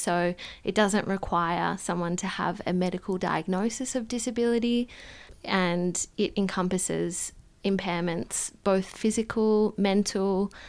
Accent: Perth, Western Australia, Australia; Yeah, so I grew up in Perth and, yes, spent my childhood there, moved around a little bit with my family as an expat living in different countries, but came back to Perth.

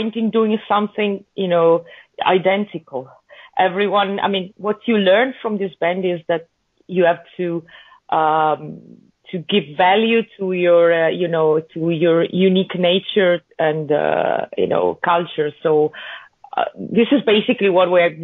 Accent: Venice mainland, Veneto, Italy; We are all from the Venice mainland, northern Italy. Venice, Italy, not Venice, California.

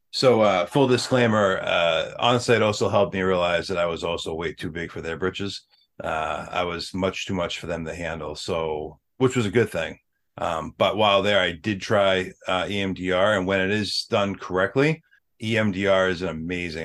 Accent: Ireland; we're both Irish

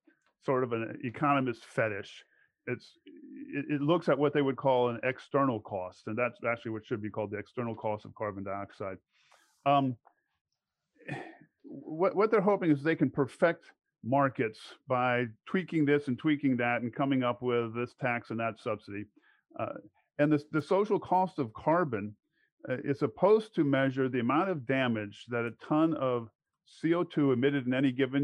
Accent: Alexandria, Virginia, United States; I grew up in Alexandria, Virginia.

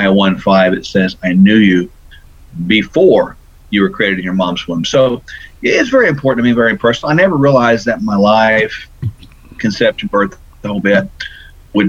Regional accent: Tulsa, Oklahoma, United States; I was born in Tulsa

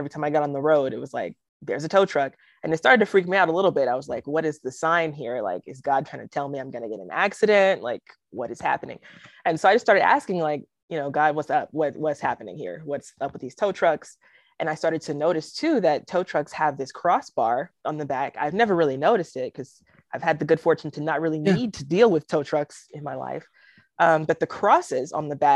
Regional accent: the South, United States; I'm a Southerner

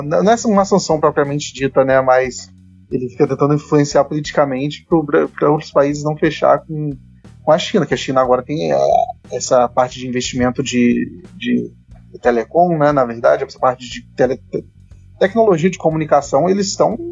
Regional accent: Brazil; como brasileiro

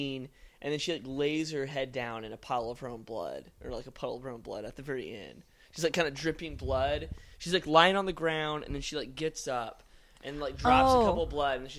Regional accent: Houston, Texas, United States; Oh, hello. I am from the Houston, Texas.

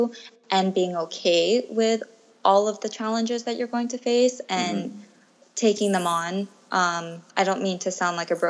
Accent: United States; moved away as an adult; now in Thailand; I was born and raised in the States

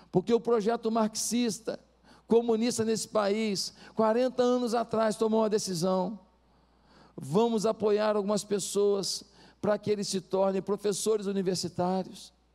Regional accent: Brazil

